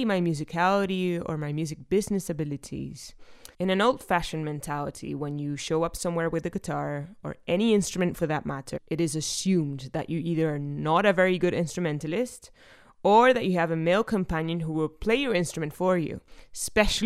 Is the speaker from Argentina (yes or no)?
yes; Argentina; from Argentina